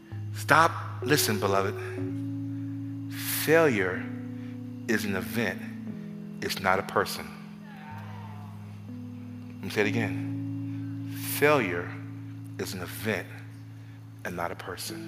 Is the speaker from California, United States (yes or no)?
no; New York City, New York, United States; I'm from the Bronx